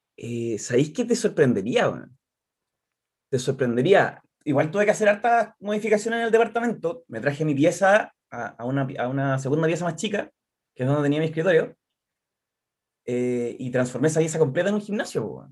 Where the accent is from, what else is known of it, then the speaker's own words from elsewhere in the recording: Concepción, Biobío, Chile; soy de acá de Concepción, eh, de siempre